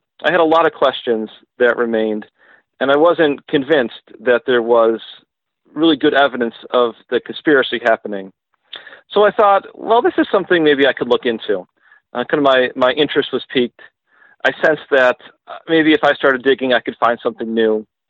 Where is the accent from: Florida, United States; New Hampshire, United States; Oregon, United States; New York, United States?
New York, United States; Western; moved away as an adult; now in Orlando, United States; I'm originally from Western New York, and I grew up there